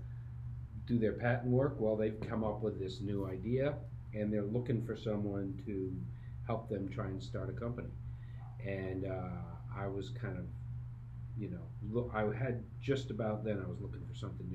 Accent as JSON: {"language": "English", "town": "Syracuse", "region": "New York", "country": "United States", "tie": "born or raised there", "said": "I grew up in Syracuse, New York"}